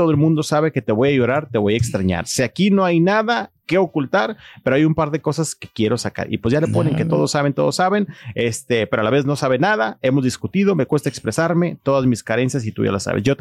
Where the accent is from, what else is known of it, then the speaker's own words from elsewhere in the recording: Mexico; Los mexicanos estamos en todas partes.